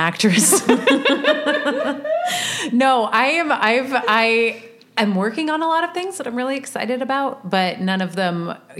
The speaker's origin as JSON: {"language": "English", "town": "Oakland", "region": "California", "country": "United States", "moved": "yes", "said": "Rita knew that I was from Oakland"}